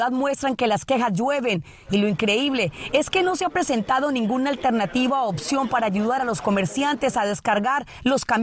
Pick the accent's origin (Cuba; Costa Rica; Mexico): Cuba; moved away; Porque yo salí de Cuba por el mal y él nos salvó.